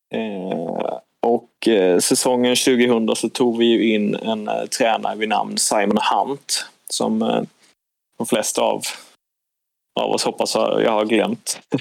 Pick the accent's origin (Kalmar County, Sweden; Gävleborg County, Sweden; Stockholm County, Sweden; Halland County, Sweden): Kalmar County, Sweden; Nybro; jag är född och uppvuxen i Nybro som är tre mil från, eh, från Kalmar.